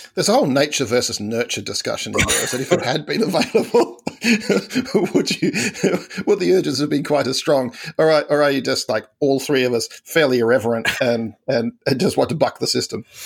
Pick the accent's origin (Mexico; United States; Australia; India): Australia; as an Australian